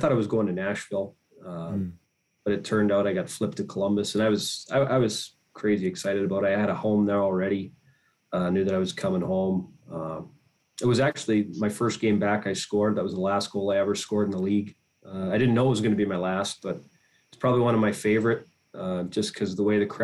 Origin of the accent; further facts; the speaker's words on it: Edmonton area, Alberta, Canada; moved away as an adult; in Edmonton was my hometown kind of area team